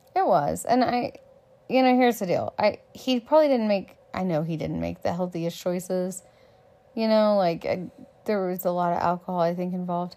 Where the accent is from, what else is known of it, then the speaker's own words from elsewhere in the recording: Texas, United States; I'm a Texan